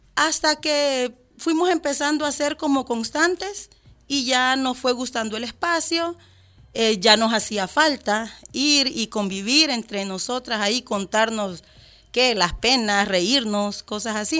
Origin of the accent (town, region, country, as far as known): El Salvador